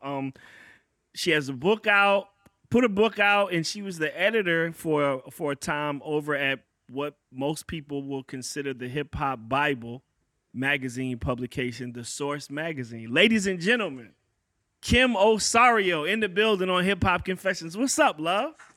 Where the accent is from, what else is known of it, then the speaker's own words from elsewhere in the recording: Virginia, United States; I'm a cat from Virginia